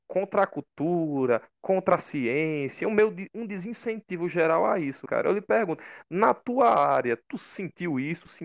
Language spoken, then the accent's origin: Portuguese; Crato, Ceará, Brazil; Eu sou daqui, né? sou do Crato.